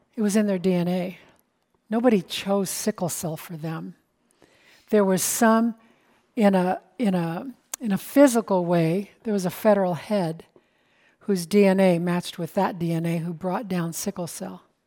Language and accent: English; United States; I'm an American